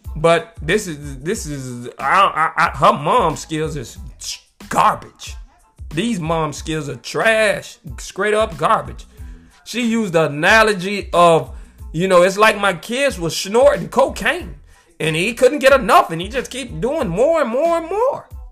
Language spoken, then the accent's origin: English; United States; I'm from America and I was born over here in the United States